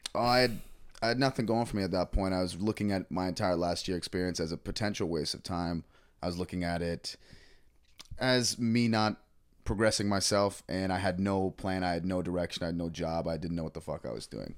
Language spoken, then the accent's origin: English; Toronto, Ontario, Canada; moved away as an adult; also born or lived in Nova Scotia; I grew up with Travis, uh, I'm from Toronto originally. Um, we went to middle school together